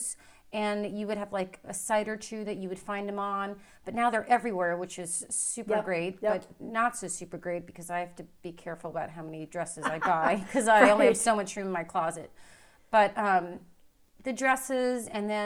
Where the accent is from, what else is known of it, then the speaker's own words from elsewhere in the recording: Florida, United States; moved away as an adult; also born or lived in Indiana / Toledo / Durham / North Carolina; I grew up in Florida, and then I went to college in Florida